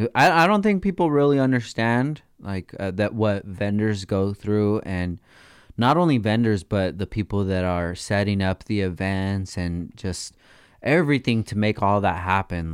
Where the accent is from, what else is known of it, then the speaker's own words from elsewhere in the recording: United States; I'm an American